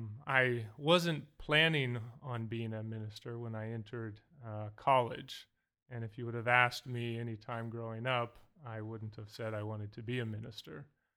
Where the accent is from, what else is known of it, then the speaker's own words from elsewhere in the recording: Anchorage, Alaska, United States; also born or lived in Iowa / Bozeman, Montana; I was born in Iowa. And went through elementary and junior high in Anchorage, Alaska, and went through high school in Bozeman, Montana.